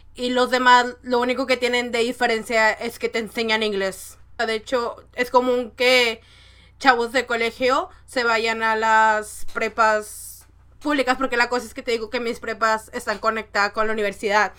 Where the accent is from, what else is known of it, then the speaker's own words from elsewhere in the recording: northern Mexico, Mexico; como soy del norte de México, tengo mucha influencia de Estados Unidos.